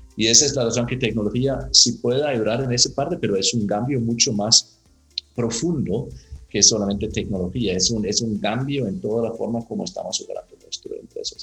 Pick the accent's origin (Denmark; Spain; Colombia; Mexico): Denmark; Spanish is a second language; moved away as an adult; also born or lived in Latin America; soy danés.